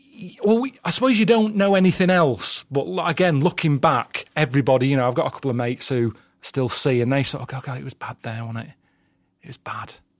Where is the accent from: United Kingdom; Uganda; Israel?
United Kingdom; Sale, North West England; South Manchester, place called Sale